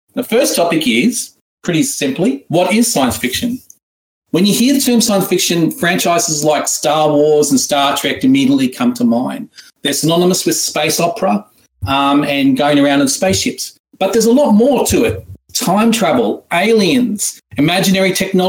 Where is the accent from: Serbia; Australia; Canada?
Australia; accent: Australian; my horrible ancient Egyptian accent into an Australian one. If in case you were wondering, that's where I'm from